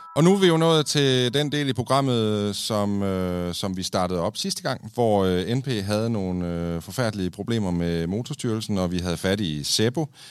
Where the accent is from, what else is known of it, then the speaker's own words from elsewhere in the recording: Kolding, Southern Denmark, Denmark; i Kolding, der, hvor jeg er fra.